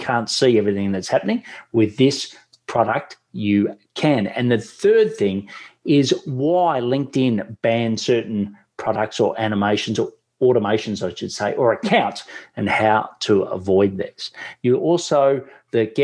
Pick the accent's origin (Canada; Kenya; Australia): Australia; accent: Australian; my Australian accent